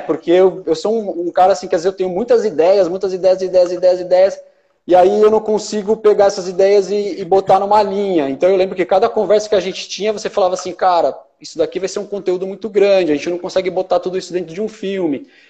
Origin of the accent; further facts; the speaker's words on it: Ribeirão Pires, São Paulo, Brazil; um sítio em Ribeirão Pires, onde eu cresci